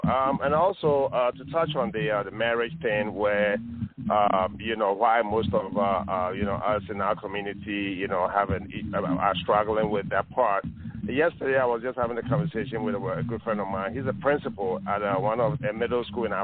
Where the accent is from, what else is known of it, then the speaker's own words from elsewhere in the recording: Ghana; I'm from Ghana.